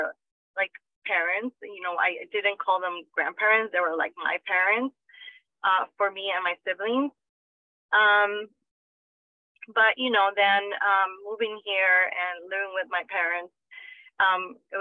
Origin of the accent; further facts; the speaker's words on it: Guatemala; moved away; my siblings and I grew up in Guatemala with our grandparents